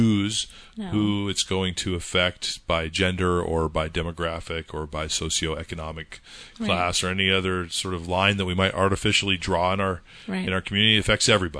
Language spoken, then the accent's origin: English; California, United States; moved away; where I grew up in California, it has literally never snowed